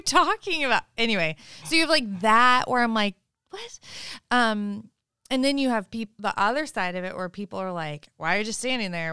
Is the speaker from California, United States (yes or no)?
yes; Sebastopol, California, United States; growing up in Sebastopol and also living in Sebastopol, it's very, very spiritual there